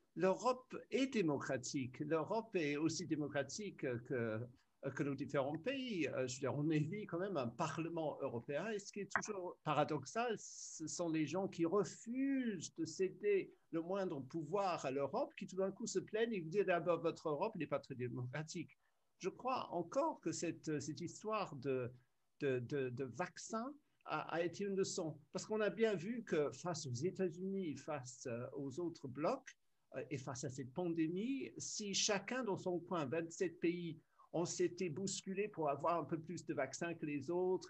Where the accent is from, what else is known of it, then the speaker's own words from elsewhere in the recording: United Kingdom; moved away as an adult; also born or lived in France / Brussels, Belgium / Berlin, Germany; je suis né en Grande-Bretagne